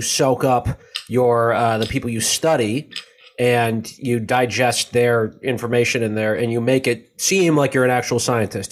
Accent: United States; as an American

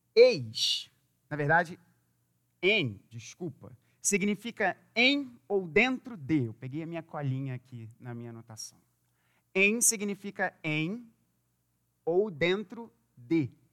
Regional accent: Rio de Janeiro, Brazil; a gente é carioca

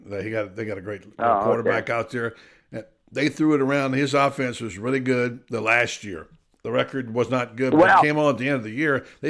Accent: Ocala, Florida, United States; don't come to my hometown at my airport

